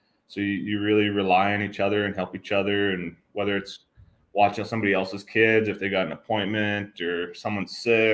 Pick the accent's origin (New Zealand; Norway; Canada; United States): Canada; Prince Albert, Saskatchewan; also born or lived in Austria; my hometown in Prince Albert, Saskatchewan